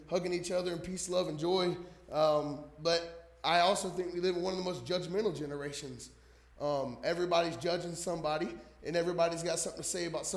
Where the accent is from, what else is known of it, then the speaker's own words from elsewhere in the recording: New Jersey, United States; moved away; I'm from Jersey